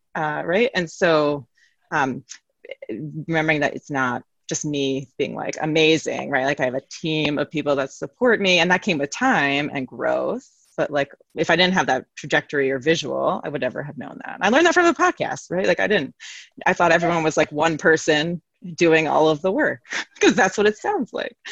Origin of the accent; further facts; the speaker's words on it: New York City, New York, United States; now in Connecticut, United States; I'm from New York City